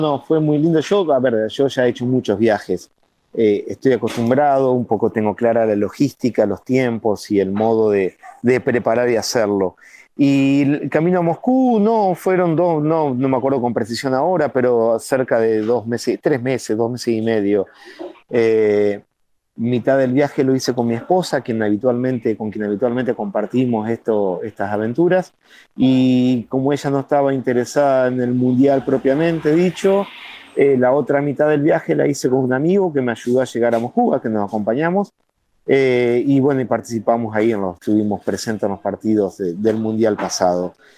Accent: Gualeguaychú, Entre Ríos, Argentina; Somos todos de Gualeguaychú

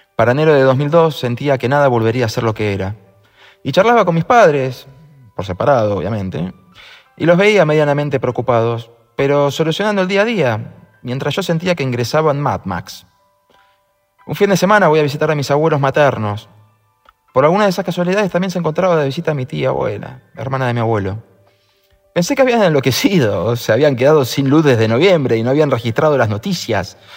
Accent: Argentina; en mi país, los que crecimos con democracia

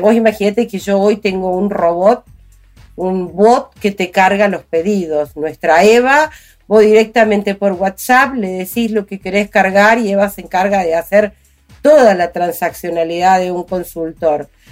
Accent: Chaco, Argentina; moved away as an adult; also born or lived in Córdoba, Argentina / Corrientes, Argentina / Resistencia, Argentina; nací en Córdoba, criada en el Chaco

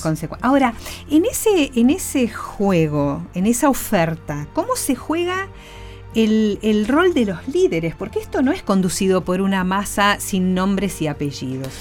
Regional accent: Argentina; Argentina, eh, de ambos lados de la grieta que tanto nos describe

